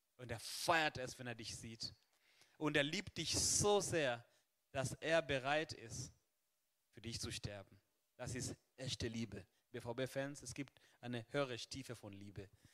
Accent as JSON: {"language": "German", "country": "Kenya", "moved": "yes", "lives_now": "Germany", "said": "in Kenia, wo ich herkomme"}